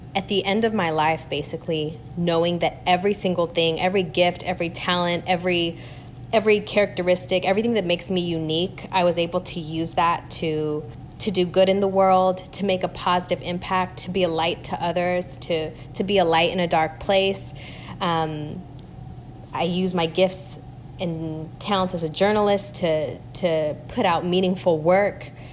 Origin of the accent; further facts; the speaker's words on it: Wichita, Kansas, United States; moved away as an adult; also born or lived in Los Angeles, United States / New York, United States; now in Atlanta, United States; I am born and raised in Wichita, Kansas, um, to a Kenyan American family